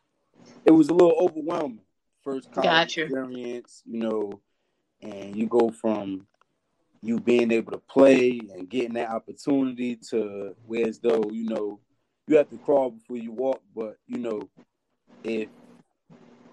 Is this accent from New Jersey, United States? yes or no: yes; Elizabeth, New Jersey, United States; I'm from Elizabeth, New Jersey